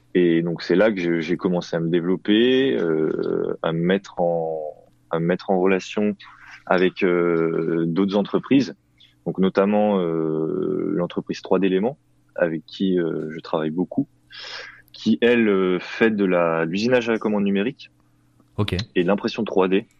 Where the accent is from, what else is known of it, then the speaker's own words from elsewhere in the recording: Thonon-les-Bains, Auvergne-Rhône-Alpes, France; je suis originaire de, de Tonon, en Haute-Savoie